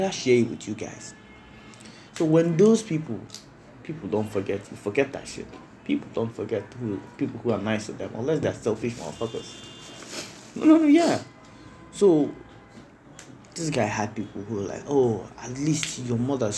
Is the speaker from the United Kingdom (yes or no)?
no; Anambra, Nigeria; I'm from Anambra.